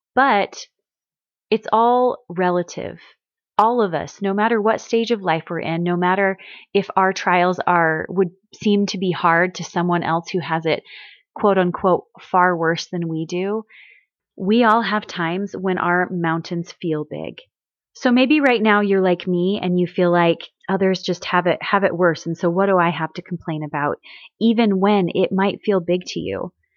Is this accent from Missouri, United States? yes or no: yes; Missouri, United States; I grew up in Missouri